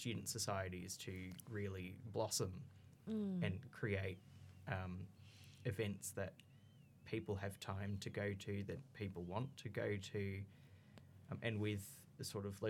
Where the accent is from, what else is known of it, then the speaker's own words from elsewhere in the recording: Canberra, Australian Capital Territory, Australia; I'm from Canberra, so I had it way better than most students